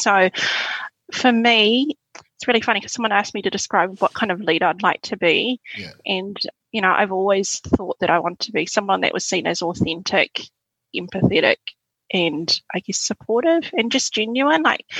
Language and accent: English; Suva, Central Division, Fiji; born there; So, yeah, I was born in Suva, Fiji.